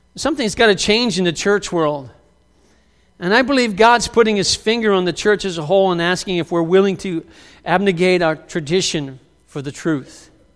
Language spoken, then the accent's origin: English; United States; many of us in the U S A who identify as Christians